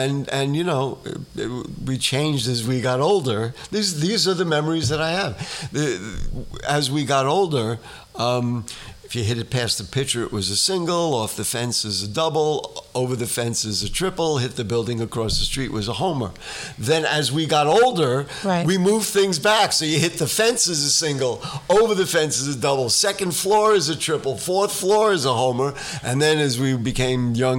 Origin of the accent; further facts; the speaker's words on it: New York City, New York, United States; growing up in the Bronx